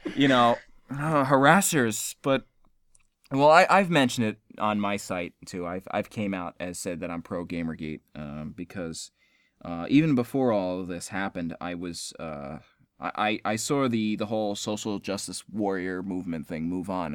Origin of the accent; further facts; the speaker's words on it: Selden, New York, United States; moved away; my hometown in Selden